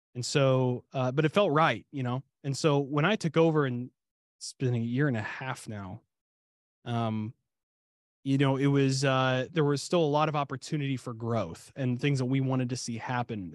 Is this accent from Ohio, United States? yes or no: yes; Ohio, United States; also born or lived in Kentucky (family roots); now in Dallas-Fort Worth area, Texas, United States; I was born and raised in Ohio